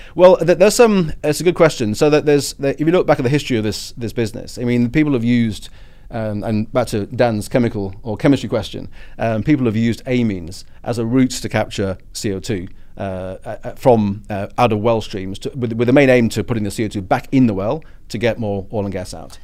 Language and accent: English; United Kingdom; my British politeness